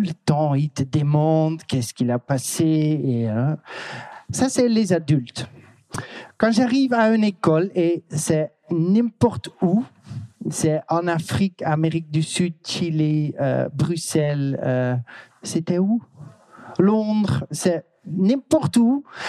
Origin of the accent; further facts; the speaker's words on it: Netherlands; French is a second language; je viens de la Hollande. Euh, je suis hollandais parce que je viens de la Hollande.